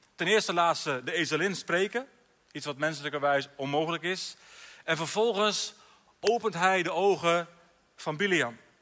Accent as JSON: {"language": "Dutch", "town": "Alteveer", "region": "Drenthe", "country": "Netherlands", "tie": "born or raised there", "said": "in Alteveer, bij Hogeveen, mijn geboortedorp"}